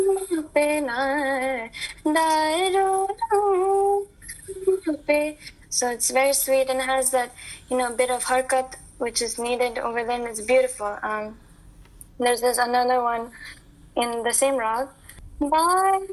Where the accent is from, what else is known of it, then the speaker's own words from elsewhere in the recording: United States; growing up in America, you know, Indian Americans like me